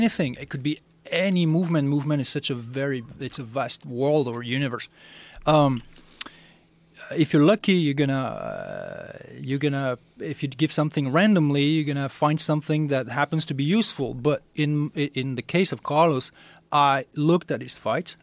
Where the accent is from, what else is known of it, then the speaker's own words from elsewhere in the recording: France; moved away; I'm originally from France